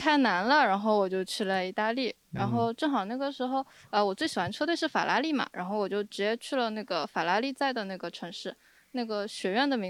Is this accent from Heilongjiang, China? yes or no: no; Shanghai, China; 然后高中的时候，呃，我是上海人，所以就选六选一，就选了物理。